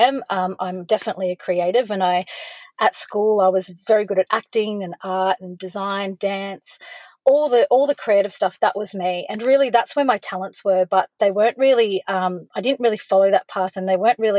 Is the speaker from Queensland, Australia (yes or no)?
yes; Cooktown, Queensland, Australia; also born or lived in Gold Coast / Cairns / Townsville / Brisbane; now in Victoria, Australia; I was born on the Gold Coast, but when my parents separated, we moved to Cooktown, which is far north Queensland, right up on Cape York Peninsula. And I lived up there for a while.